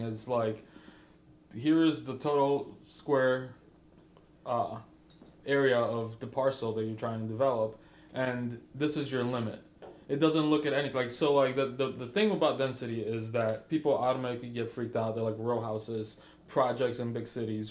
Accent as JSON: {"language": "English", "town": "Chicago", "region": "Illinois", "country": "United States", "moved": "yes", "lives_now": "Nolensville, United States", "said": "I'm from Chicago"}